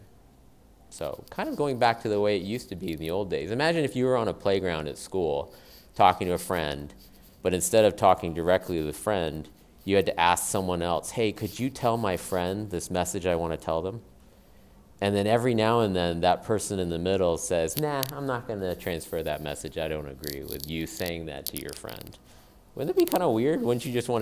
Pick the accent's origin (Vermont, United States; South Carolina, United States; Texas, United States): South Carolina, United States; I was born in South Carolina as a Japanese person. And so I grew up in the South